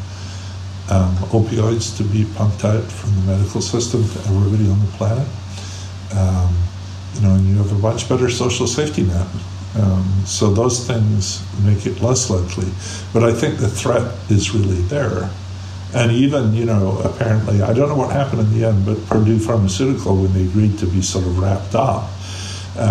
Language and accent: English; Scotland, United Kingdom; now in United States; I grew up in Scotland